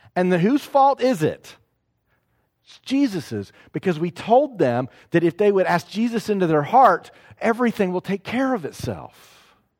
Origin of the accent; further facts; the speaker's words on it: Knoxville, Tennessee, United States; moved away; also born or lived in South Carolina; I'm in South Carolina, but I'm from Knoxville